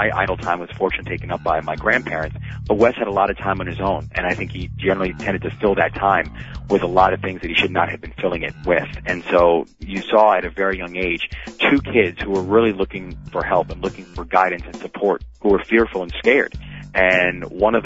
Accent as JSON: {"language": "English", "town": "Baltimore", "region": "Maryland", "country": "United States", "tie": "born or raised there", "said": "the Baltimore Sun, which is my hometown paper"}